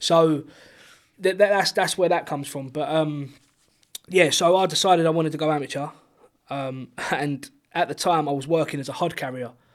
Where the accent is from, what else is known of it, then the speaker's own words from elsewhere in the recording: Chatham, South East England, United Kingdom; there's no one in Chatham that does bare knuckle boxing apart from me